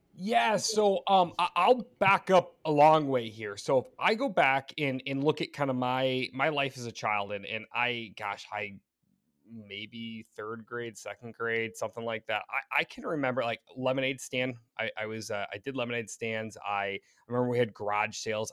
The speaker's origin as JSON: {"language": "English", "region": "Michigan", "country": "United States", "tie": "born or raised there", "also_born_or_lived": "Detroit, Michigan", "moved": "as an adult", "lives_now": "Royal Oak, United States", "said": "born in, in Metro Detroit, or actually in Detroit, um, and then moved up and spent, uh, majority of my childhood in mid-Michigan in kind of farm country land"}